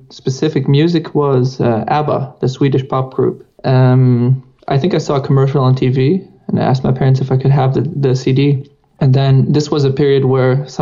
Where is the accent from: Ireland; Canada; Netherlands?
Netherlands; English is a second language; now in Berlin, Germany; I am from Holland originally